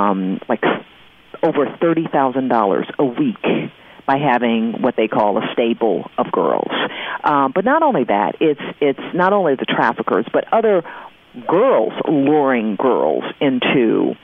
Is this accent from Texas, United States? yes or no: no; Detroit, Michigan, United States; we did our first human trafficking event in Detroit, my hometown.